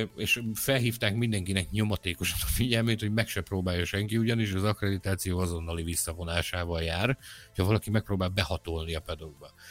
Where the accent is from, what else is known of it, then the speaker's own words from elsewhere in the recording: Hungary; magyar vagyok